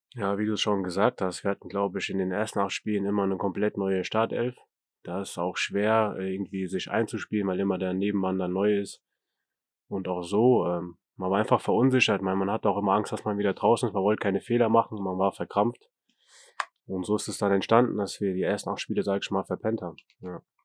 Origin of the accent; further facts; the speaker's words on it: Großenhausen, Hesse, Germany; also born or lived in Meerholz; ich habe erst in Großenhausen gespielt, da wo ich herkomme